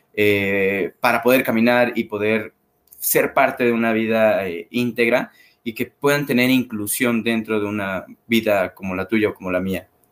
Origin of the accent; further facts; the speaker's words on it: Xalapa, Veracruz, Mexico; moved away as an adult; now in Mexico City, Mexico; soy de Jalapa, Veracruz, me mudo a Ciudad de México hace seis años